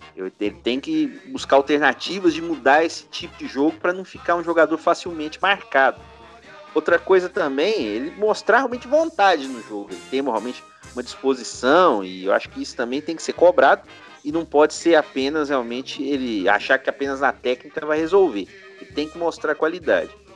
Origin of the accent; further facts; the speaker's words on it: São Paulo, Brazil; now in Minas Gerais, Brazil; nasci em São Paulo.